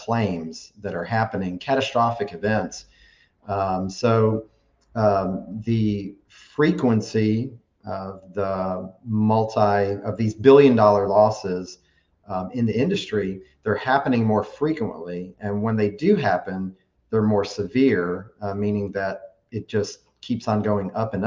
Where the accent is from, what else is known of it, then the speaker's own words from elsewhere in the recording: Tuscaloosa, Alabama, United States; I grew up on Lake Tuscaloosa. When we first moved to Alabama in 1982 is when I moved to Alabama. We had a house on Lake Tuscaloosa at that time. So I was 7 years old and, just grew up on the lake